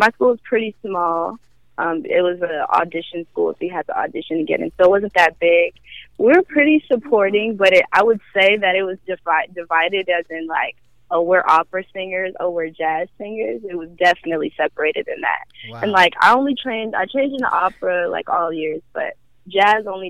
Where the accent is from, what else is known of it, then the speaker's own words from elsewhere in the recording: Chicago, Illinois, United States; moved away; also born or lived in Los Angeles; I grew up in Chicago, so I kind of feel like I got most of my, you know, foundations